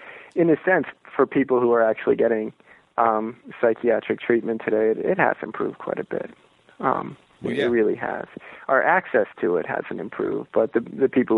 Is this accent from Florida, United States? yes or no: yes; Merritt Island, Florida, United States; moved away; I'm originally from Florida. I'm from this strange little town on the east coast of Florida called Merritt Island